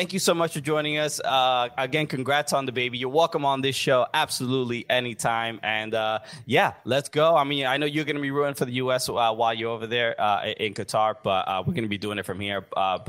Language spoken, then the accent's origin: English; New York City, New York, United States; we're from Brooklyn.